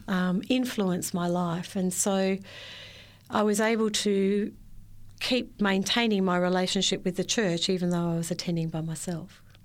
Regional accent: Victoria, Australia; I was born and raised in Victoria, spent all my life there

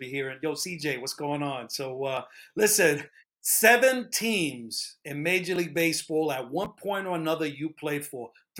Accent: New York, United States; He made an indelible mark in my home state for playing for the New York Yankees and the New York Mets.

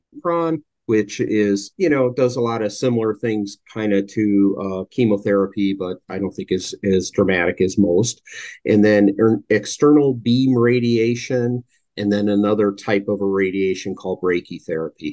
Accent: Milwaukee, Wisconsin, United States; moved away; also born or lived in California; I was born and raised in Milwaukee, Wisconsin, spent some time in California, a few other parts, but moved back to this area

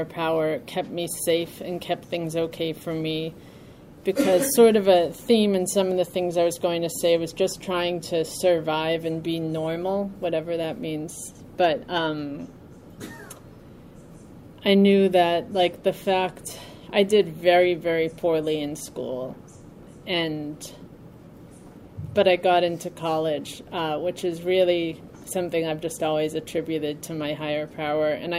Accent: New York, United States; I'm from New York

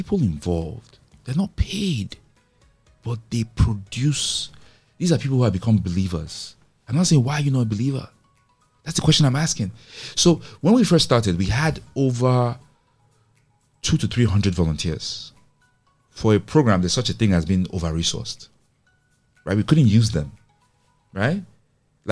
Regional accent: Nigeria; As Nigerian technologists

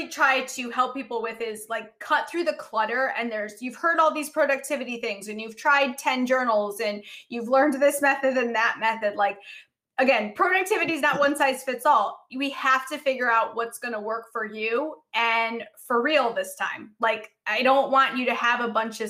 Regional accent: Chicago, Illinois, United States; I grew up in Chicago

